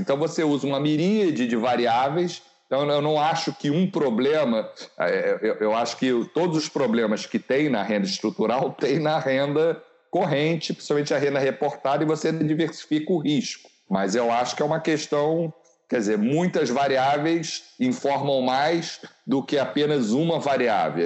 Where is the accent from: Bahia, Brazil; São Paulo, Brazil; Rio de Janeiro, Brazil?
Rio de Janeiro, Brazil; a nossa juventude no Rio de Janeiro